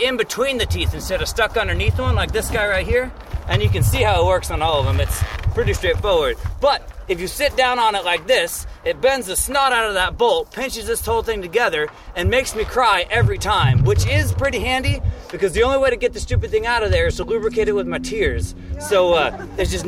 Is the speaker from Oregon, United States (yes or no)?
yes; Baker City, Oregon, United States; also born or lived in Newport, Oregon / Taiwan; originally, I'm from Newport, Oregon, but really Baker City, Oregon. We moved over there when I was pretty little